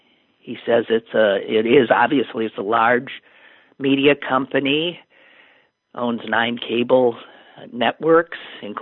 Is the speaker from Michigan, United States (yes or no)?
yes; Detroit, Michigan, United States; I was in the middle of the street in my hometown, Detroit, Michigan, playing urban baseball with my friends